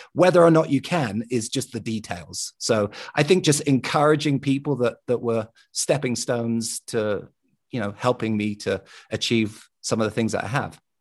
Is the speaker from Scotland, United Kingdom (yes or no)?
no; London, United Kingdom; growing up in London